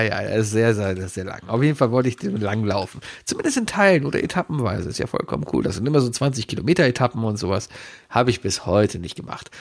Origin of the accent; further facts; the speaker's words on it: Cologne, North Rhine-Westphalia, Germany; Ich wohne jetzt seit 38 Jahren in Köln